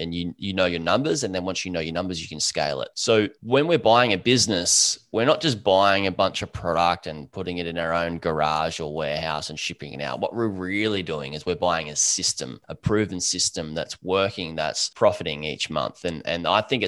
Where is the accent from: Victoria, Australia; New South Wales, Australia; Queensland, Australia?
Queensland, Australia; Gold Coast; I'm a surfer from the Gold Coast, Australia